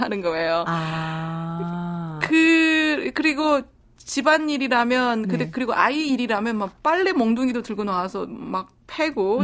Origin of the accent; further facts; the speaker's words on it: South Korea; moved away as an adult; also born or lived in Sweden; 제가 한국에 있었을 때는 한국인으로서의 정체성에 대해서 생각해 본 적이 없어요.